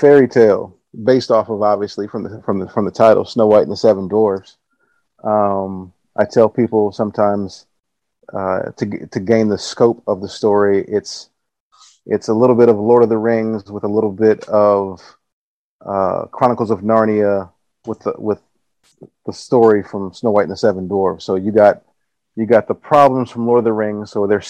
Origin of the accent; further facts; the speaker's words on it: Los Angeles, California, United States; now in Nassau, Bahamas; I am currently living in Nassau, the Bahamas. I'm originally from Los Angeles, California. Moved here in 2015.